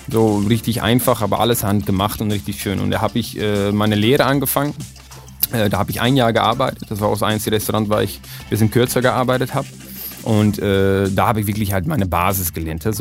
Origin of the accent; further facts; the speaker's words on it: Emmeloord, Flevoland, Netherlands; German is a second language; Und das ist in Emmeloord in den Niederlanden, ist in einer ganz äh, kleine Stadt